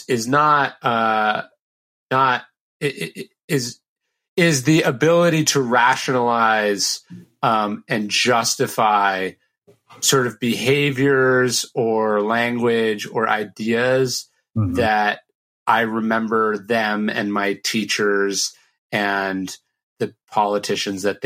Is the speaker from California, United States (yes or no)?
yes; Sacramento, California, United States; I grew up in Sacramento, which is a pretty conservative town